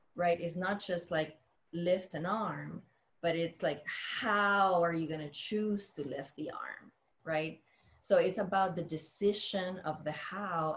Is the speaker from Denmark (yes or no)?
no; Dominican Republic; moved away; I grew up in the Dominican Republic.